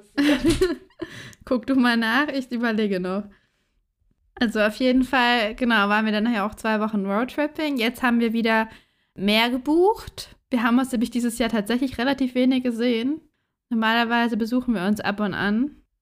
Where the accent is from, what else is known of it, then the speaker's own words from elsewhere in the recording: Southern Germany, Germany; also born or lived in Hamburg; now in Frankfurt, Germany; ich komme gebürtig aus Süddeutschland.